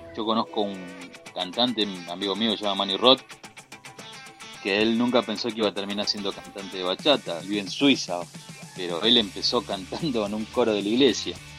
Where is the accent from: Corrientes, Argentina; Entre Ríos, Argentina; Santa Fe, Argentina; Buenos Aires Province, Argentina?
Santa Fe, Argentina; Rosario; soy argentino y soy de la ciudad